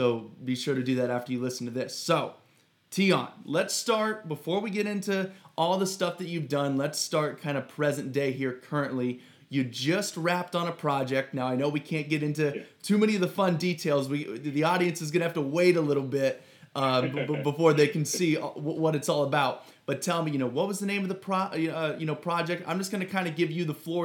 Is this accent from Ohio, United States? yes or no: yes; Ohio, United States; I'm not in LA. I'm originally from Ohio